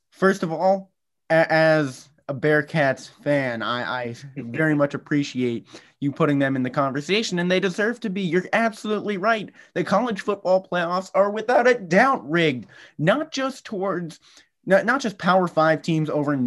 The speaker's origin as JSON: {"language": "English", "region": "Massachusetts", "country": "United States", "tie": "born or raised there", "said": "here in my home state of Massachusetts"}